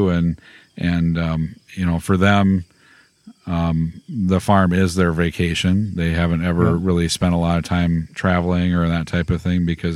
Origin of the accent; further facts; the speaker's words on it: Hillsboro, Wisconsin, United States; I grew up by Hillsboro, Wisconsin, a small little town